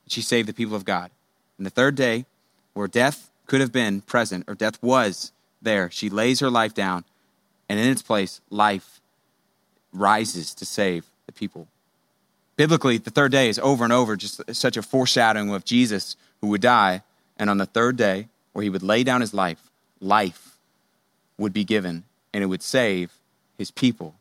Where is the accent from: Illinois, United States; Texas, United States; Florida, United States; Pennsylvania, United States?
Texas, United States; Houston; I grew up in Houston